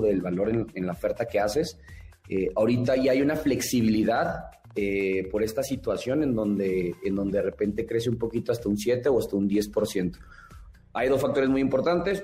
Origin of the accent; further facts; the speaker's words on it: Chihuahua, Mexico; now in Mexico City, Mexico; como personas de otro estado, como yo, que soy de Chihuahua